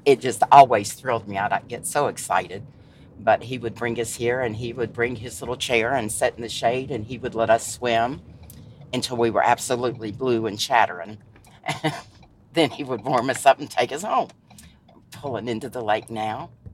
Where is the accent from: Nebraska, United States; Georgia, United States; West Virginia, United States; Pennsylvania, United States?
West Virginia, United States; Shady Spring; also born or lived in Charleston, West Virginia / New York / Sophia, West Virginia; I was raised here in Shady Spring mainly. I was born in Charleston, West Virginia and spent most of my life in Shady Spring.